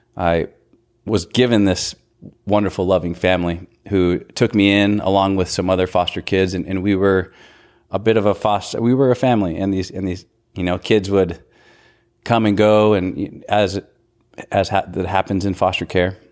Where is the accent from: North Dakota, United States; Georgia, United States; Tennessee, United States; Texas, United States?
North Dakota, United States; moved away as an adult; now in Kansas, United States; I was born and raised in North Dakota